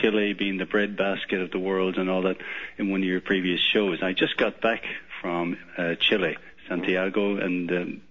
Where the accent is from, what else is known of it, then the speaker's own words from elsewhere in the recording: Ireland; moved away as an adult; now in Connecticut, United States; I'm originally from Ireland and been over here about 20 years